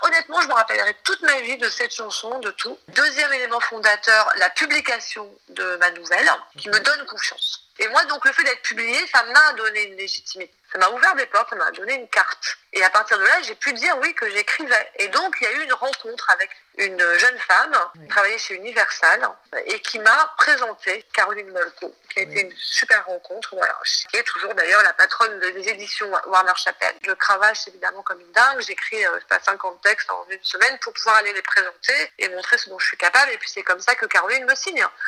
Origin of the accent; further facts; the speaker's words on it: Marseille, Provence-Alpes-Côte d'Azur, France; moved away as an adult; also born or lived in Paris; J'ai grandi à Marseille, donc je suis arrivée à Paris en tapant à la porte des maisons d'édition